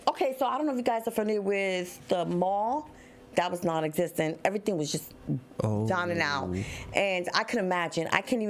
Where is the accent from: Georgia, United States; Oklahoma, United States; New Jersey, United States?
New Jersey, United States; moved away; I was born and raised in Jersey.